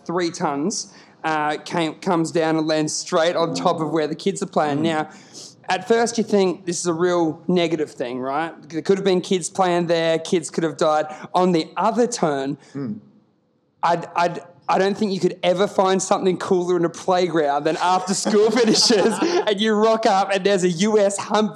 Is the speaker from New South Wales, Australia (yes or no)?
no; Queensland, Australia; I grew up in Queensland